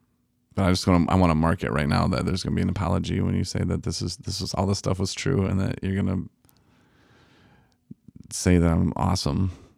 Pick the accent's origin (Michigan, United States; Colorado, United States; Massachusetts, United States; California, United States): Michigan, United States; Coloma; I'm from Coloma. This is a poor little city. It's outside of Benton Harbor. It was a rough life growing up there.